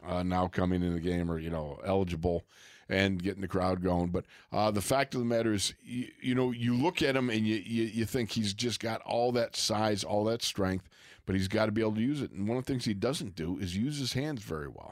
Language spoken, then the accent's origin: English; Buffalo, New York, United States; That's from my hometown